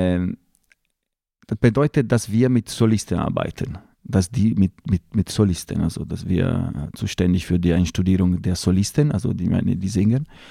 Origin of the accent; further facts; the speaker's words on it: Lake Como, Lombardy, Italy; German is a second language; moved away as an adult; ich bin im, am Kummersee in einem kleinen Dorf am Kummersee geboren und dort bin ich geblieben, bis ich 28 Jahre alt war.